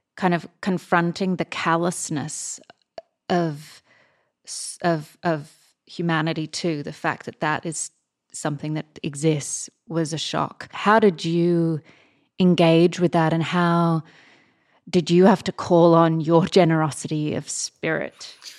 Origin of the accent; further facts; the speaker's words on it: Australia; as an Australian